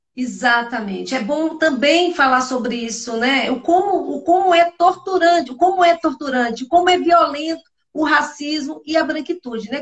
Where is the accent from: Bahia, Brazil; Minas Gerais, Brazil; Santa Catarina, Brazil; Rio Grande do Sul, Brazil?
Bahia, Brazil; eu sou baiana